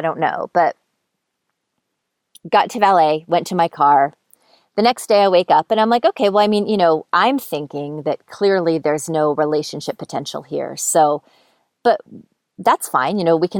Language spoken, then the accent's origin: English; East Coast, United States; And I'm from the East Coast. So I was flying home at Christmas time.